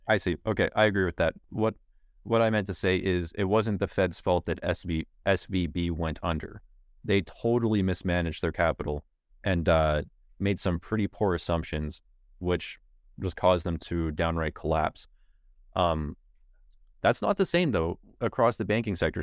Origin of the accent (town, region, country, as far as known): Canada